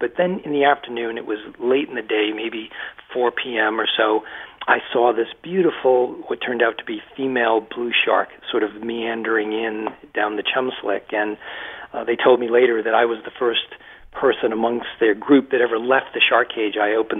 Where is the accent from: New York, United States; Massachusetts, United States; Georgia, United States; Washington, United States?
Massachusetts, United States; I spent my entire life in Massachusetts in a little textile mill town about 35 miles west of Boston